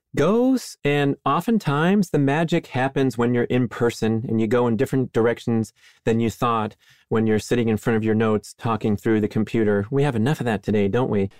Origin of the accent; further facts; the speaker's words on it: Southern California, United States; I grew up in Southern California